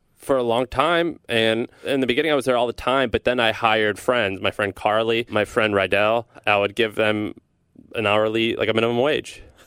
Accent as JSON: {"language": "English", "town": "St. Louis", "region": "Missouri", "country": "United States", "tie": "born or raised there", "said": "I'm from Missouri. I'm from Saint Louis, Missouri. A lot of people think I grew up as a hick. I kinda did, but I grew up in a city"}